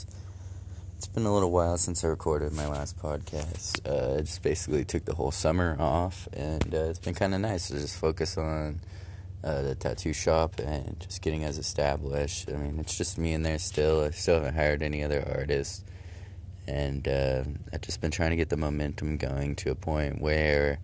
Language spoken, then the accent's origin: English; California, United States; moved away as an adult; now in Michigan, United States; I'm from California, I traveled all the way from there to here to live near some friends